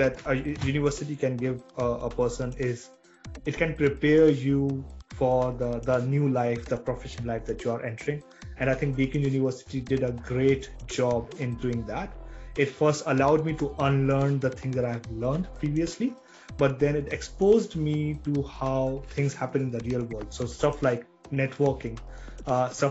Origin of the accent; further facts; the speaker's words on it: India; moved away; we as an Indian society